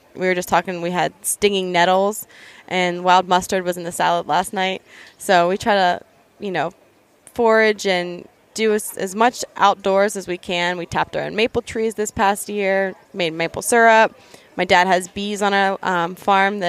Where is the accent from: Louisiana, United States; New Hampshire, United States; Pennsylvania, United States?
Pennsylvania, United States; Western; I grew up here in Western Pennsylvania